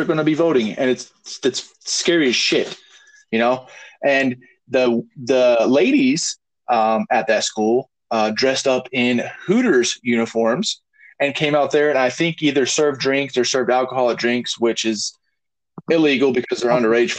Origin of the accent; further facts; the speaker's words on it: Kentucky, United States; also born or lived in Colorado; I came from Kentucky, learned the school system here, and thrived in Colorado for 11 years.